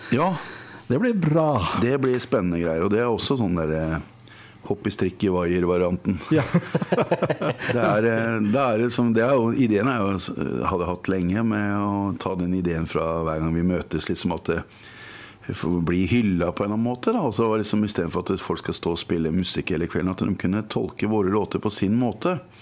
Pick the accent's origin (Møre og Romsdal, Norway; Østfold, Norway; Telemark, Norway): Østfold, Norway; Moss; i Moss, min hjemby